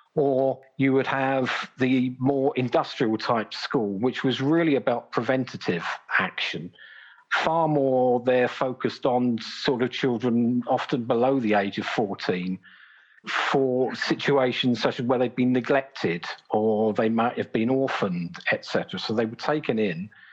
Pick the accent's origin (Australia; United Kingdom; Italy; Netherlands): United Kingdom; Brighton, South East England; my hometown of Brighton